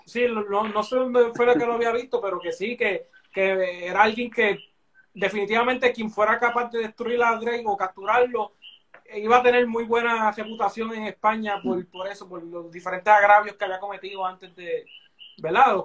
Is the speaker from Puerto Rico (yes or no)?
yes; Puerto Rico; que nos, hicieron como, como, puertorriqueños